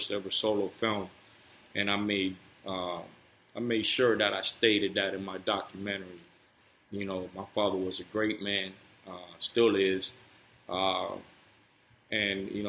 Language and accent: English; Cuba; moved away; I was born in Cuba. My home was the underground liquor store and where the games took place.